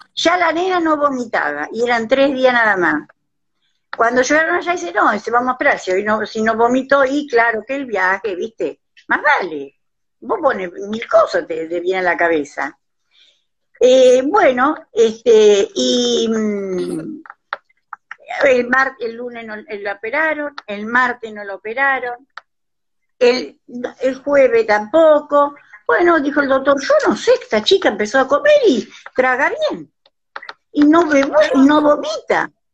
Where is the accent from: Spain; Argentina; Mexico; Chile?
Argentina; Pedernales, Buenos Aires Province; Yo nací y me crié en Pedernales.